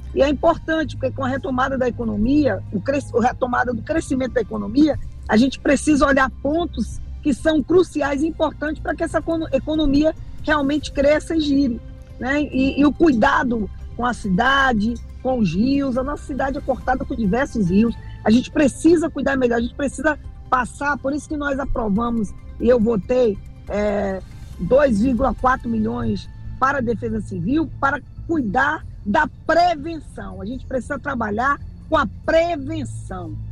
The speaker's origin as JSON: {"language": "Portuguese", "town": "Angra dos Reis", "region": "Rio de Janeiro", "country": "Brazil", "said": "essa questão da minha terra, do, do porto de Angra"}